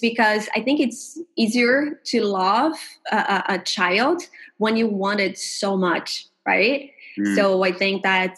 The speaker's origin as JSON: {"language": "English", "country": "Brazil", "said": "I'm from Brazil"}